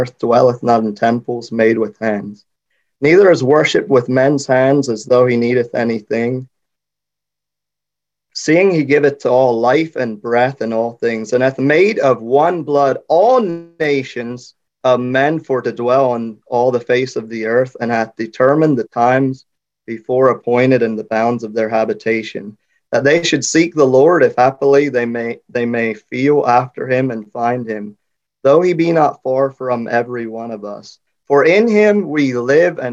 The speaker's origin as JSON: {"language": "English", "area": "Lancaster County", "region": "Pennsylvania", "country": "United States", "also_born_or_lived": "Haiti", "said": "I'm from Lancaster County"}